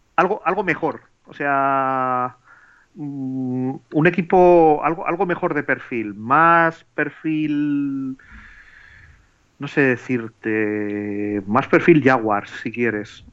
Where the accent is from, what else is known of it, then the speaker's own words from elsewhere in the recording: Bilbao, Basque Country, Spain; yo soy de Bilbao